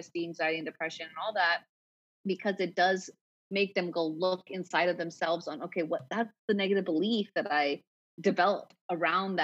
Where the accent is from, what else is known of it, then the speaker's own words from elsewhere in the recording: United States; also born or lived in Punjab (ancestry); now in San Diego, United States; I'm Punjabi, so I'm Indian, American born.